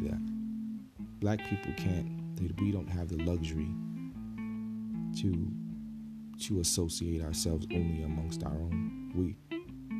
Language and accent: English; Newark, New Jersey, United States; growing up in Newark